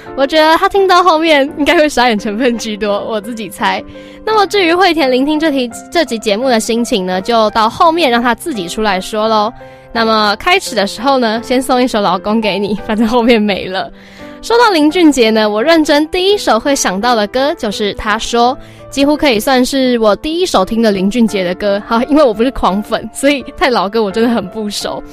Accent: Taiwan; 我们台湾人是过在八月八号的爸爸节

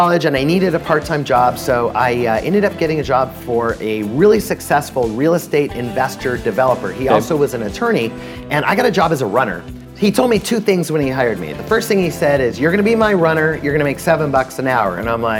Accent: Los Angeles, California, United States; I actually grew up about 45 minutes from here, Studio City, California, an area where there are a lot of wealthy people

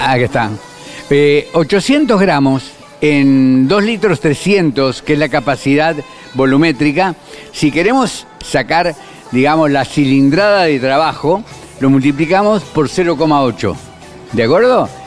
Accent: Argentina; como argentino y amante del auto

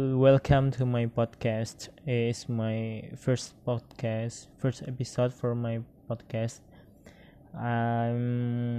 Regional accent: Padang, West Sumatra, Indonesia; English is a second language; I was born in Padang, March 19, 1995.

